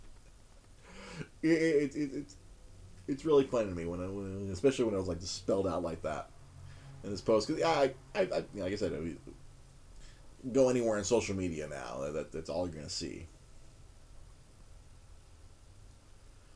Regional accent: Los Angeles, California, United States; I grew up watching MASH on Fox 11 here in Los Angeles, California.

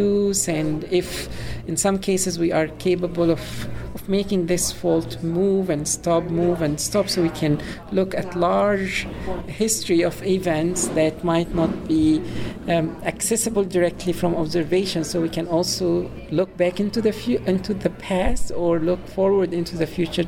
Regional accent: Cairo, Cairo Governorate, Egypt; moved away as an adult; also born or lived in Illinois, United States; now in Urbana-Champaign, United States; I am from Egypt, Cairo specifically, and I came to the U.S. for my PhD

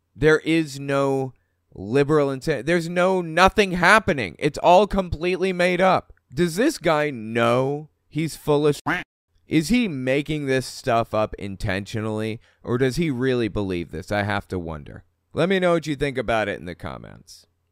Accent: Huntington, West Virginia, United States; moved away; I was from Huntington, West Virginia also.

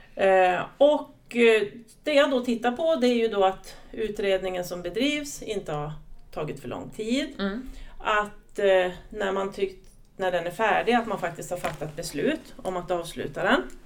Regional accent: southern Lapland, Sweden; accent: Norrland dialect; Kommer från en liten kommun i södra Lappland. Mm. Så att om någon tycker att jag pratar norrländska så kan det stämma

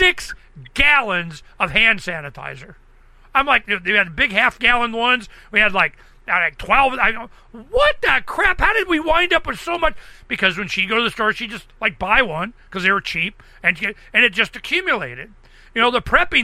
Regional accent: Southwest, United States; I'm from Southwest.

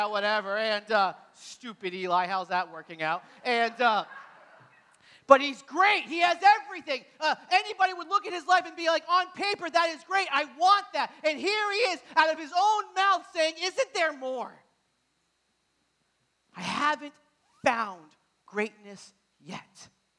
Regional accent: New Hampshire, United States; moved away; Now I'm from New Hampshire again. My dad coaches at Southern New Hampshire University. So I grew up in New England.

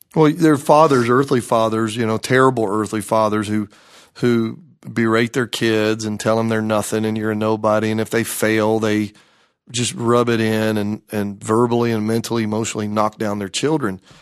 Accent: Greenville, South Carolina, United States; I grew up in the Greenville, South Carolina area, graduated from Malden High School

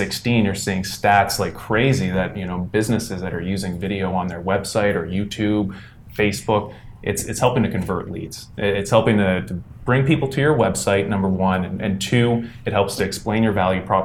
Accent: Ottawa, Ontario, Canada; we're all Orleans boys. We came from the East End of Ottawa.

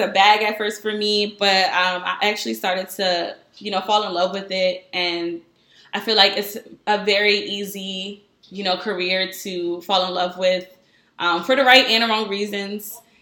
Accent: Norristown, Pennsylvania, United States; moved away; also born or lived in New York / Philadelphia; I'm from Norristown

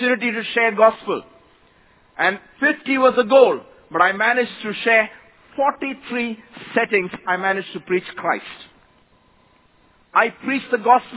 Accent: Kerala, India; first language Malayalam; English is a second language; moved away as an adult; now in Mumbai, India; I come from a very small village down south state of Kerala in India.

